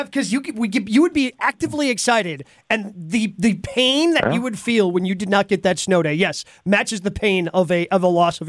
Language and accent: English; Dodge County, Wisconsin, United States; also born or lived in Milwaukee, Wisconsin; I grew up in Dodge County